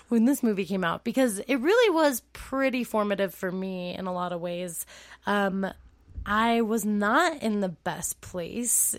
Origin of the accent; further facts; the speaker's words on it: California, United States; moved away; I'm from California